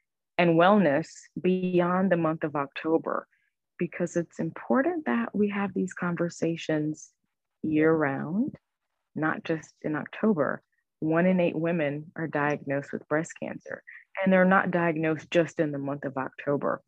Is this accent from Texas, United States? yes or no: yes; Houston, Texas, United States; moved away as an adult; also born or lived in New York City area; I relocated from the New York City area back home to Houston for all of my treatment